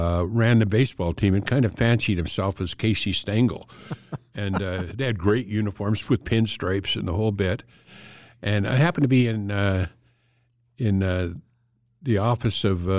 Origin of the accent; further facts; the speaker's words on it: Lacombe, Alberta, Canada; Well, I grew up in Lacombe, Alberta, okay, which at the time had a population of 2,900 people